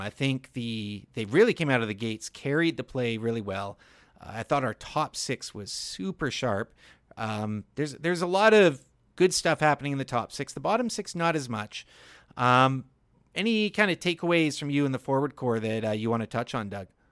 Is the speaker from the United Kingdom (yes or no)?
no; Victoria, British Columbia, Canada; now in Lower Mainland, Canada; it's my hometown, man. The island's a, a great place